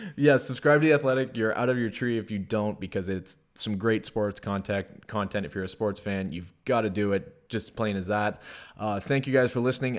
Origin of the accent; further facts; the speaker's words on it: Sudbury, Ontario, Canada; moved away; also born or lived in Toronto, Canada; I came from Sudbury right when I moved to Toronto